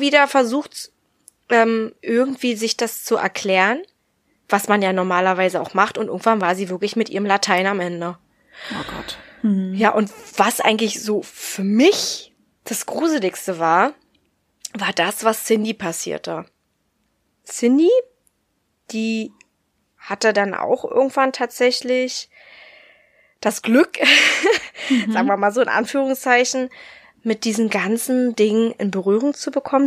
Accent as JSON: {"language": "German", "area": "the East", "region": "eastern Germany", "country": "Germany", "said": "Bei uns im Osten"}